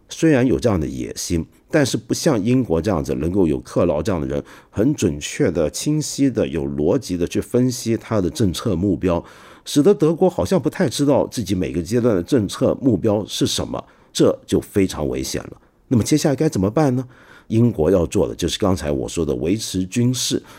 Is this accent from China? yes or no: yes; China; 我们中国人